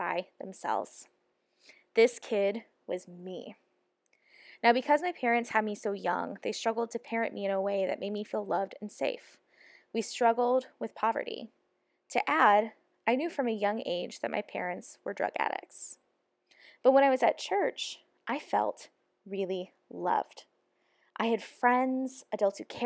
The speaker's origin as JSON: {"language": "English", "town": "Ferguson", "region": "Missouri", "country": "United States", "tie": "born or raised there", "said": "the church I grew up in was in Ferguson, Missouri"}